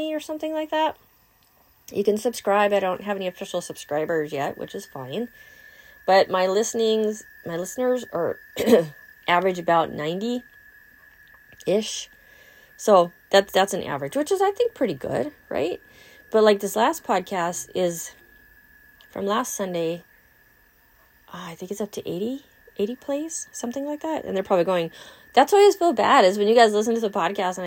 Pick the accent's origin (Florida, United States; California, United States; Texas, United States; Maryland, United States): California, United States; now in Wisconsin, United States; I'm from California